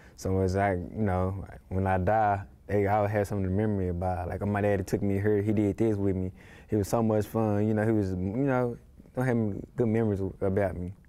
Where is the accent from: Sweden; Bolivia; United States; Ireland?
United States; Dallas, Texas; I was brought up in a rough area, you know, in Dallas